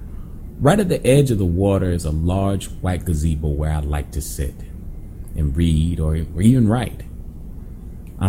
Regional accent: Florida, United States; also born or lived in Montego Bay, Jamaica; I am from Florida

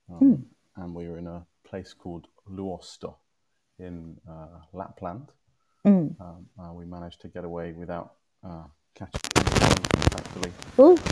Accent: London, United Kingdom; I grew up in Canning Town. My parents are both from Cyprus.

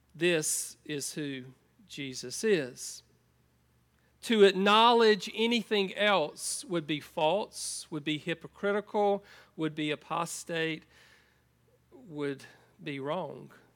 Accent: United States; moved away as an adult; I grew up on a farm in Columbus County

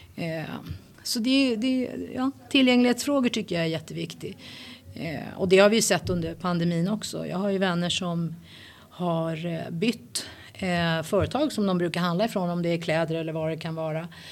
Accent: Sweden; född och uppväxt i Sverige

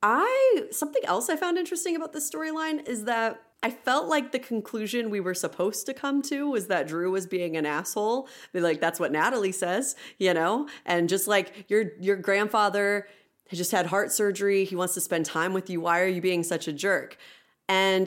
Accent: Midwest, United States; we are all from the Midwest

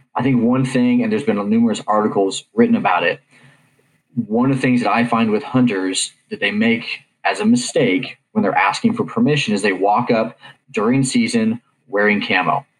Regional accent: Kansas, United States; growing up in Kansas

